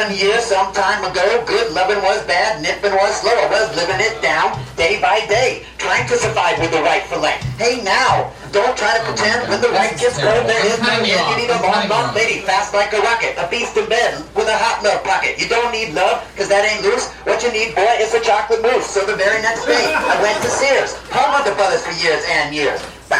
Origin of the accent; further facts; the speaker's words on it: Des Moines, Iowa, United States; also born or lived in Chicago, United States / Texas, United States; I did live in Texas for 28 years, but I was born in Des Moines, Iowa. I lived there for 9 years. And I also lived in Chicago from 9 to 12